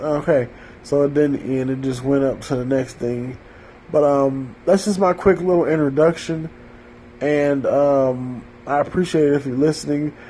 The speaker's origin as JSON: {"language": "English", "town": "Detroit", "region": "Michigan", "country": "United States", "tie": "born or raised there", "said": "I was raised in Detroit, Michigan, in a highly gang affiliated type 2 areas"}